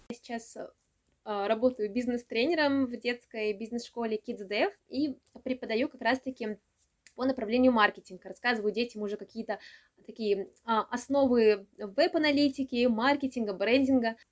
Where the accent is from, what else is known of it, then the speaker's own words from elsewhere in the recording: Samara, Samara Oblast, Russia; я из Самары